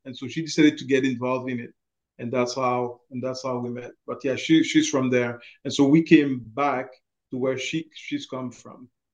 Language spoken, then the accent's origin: English; Montreal, Quebec, Canada; moved away as an adult; also born or lived in Haiti (ancestry); now in Rimouski, Canada; I was born and raised in Montreal. Uh, I always live uh, my life there. Actually, the only time that I actually left uh, Montreal was to come to uh, work in Rimouski